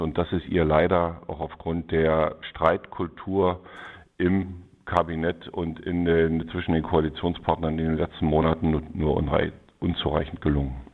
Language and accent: German; Lusatia, Brandenburg, Germany; in meiner Heimat in der Lausitz